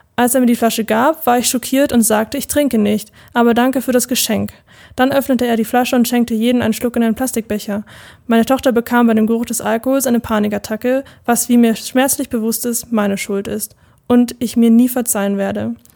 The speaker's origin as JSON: {"language": "German", "area": "near Munich", "region": "Bavaria", "country": "Germany", "said": "komme aus der Nähe von München"}